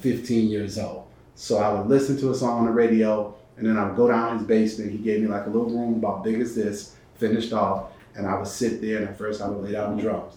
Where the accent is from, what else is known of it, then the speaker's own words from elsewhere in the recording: Bridgeport, Connecticut, United States; moved away as an adult; also born or lived in Norfolk, Virginia / Atlanta, Georgia; Bridgeport, Connecticut, where I grew up right outside of New York